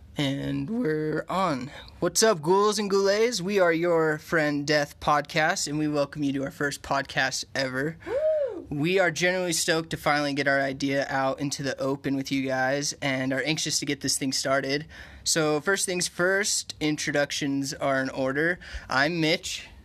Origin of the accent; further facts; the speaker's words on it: Utah, United States; I grew up here in Utah, and I grew up in the uh, Mormon church